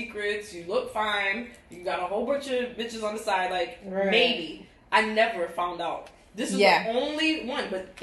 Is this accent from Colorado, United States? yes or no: no; New York, United States; also born or lived in Jamaica; now in Florida, United States; I'm Jamaican. Born in Jamaica, raised in New York